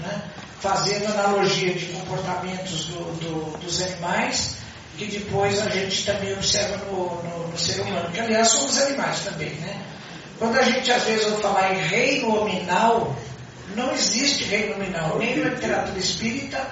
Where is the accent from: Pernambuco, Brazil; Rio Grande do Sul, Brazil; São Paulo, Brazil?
São Paulo, Brazil; Itobi; born or raised there; moved away